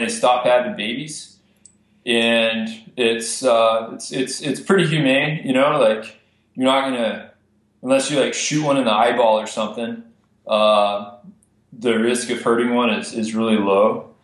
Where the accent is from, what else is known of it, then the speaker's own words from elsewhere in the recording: Amarillo, Texas, United States; I grew up in Amarillo, Texas, which is all private land.